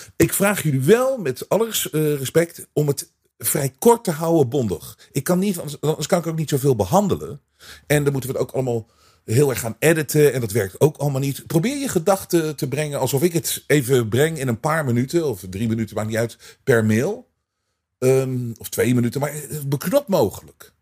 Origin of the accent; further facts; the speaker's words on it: Netherlands; wij als Nederlanders